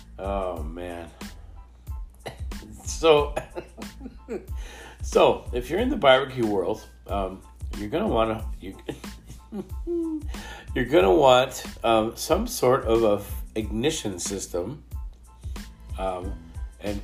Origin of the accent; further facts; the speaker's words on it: Canada; we're from Canada